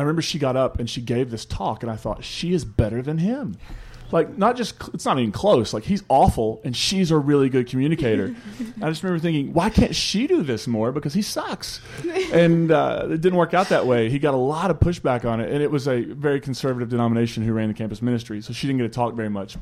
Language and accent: English; Eastern Kentucky, United States; also born or lived in West Virginia; I'm from Eastern Kentucky, West Virginia area